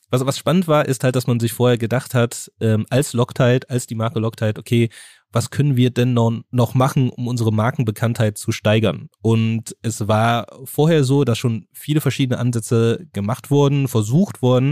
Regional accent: Germany; bei uns in Deutschland

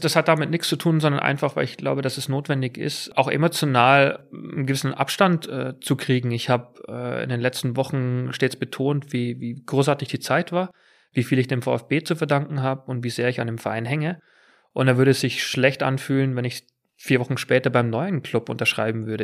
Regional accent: near Munich, Bavaria, Germany; accent: Bavarian; moved away as an adult; also born or lived in England; auf einem Bauernhof in der Nähe von München groß geworden

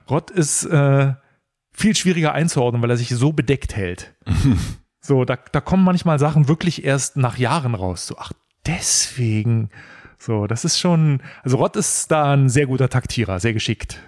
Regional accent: Berlin, Germany; als Berliner

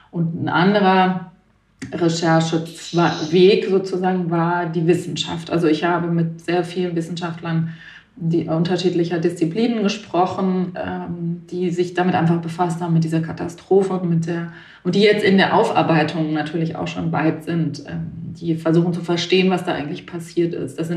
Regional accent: Baden-Württemberg, Germany; now in Berlin, Germany

